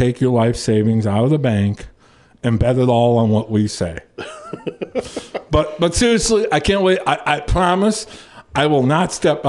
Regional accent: Minnesota, United States; moved away; But I am the Minnesotan here.

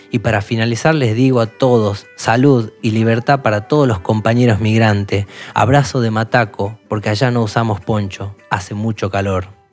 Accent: Aguaray, Salta, Argentina; no sé si soy de Salta, puede ser de la provincia, pero soy de Aguaray, la aguada del zorro en guaraní.

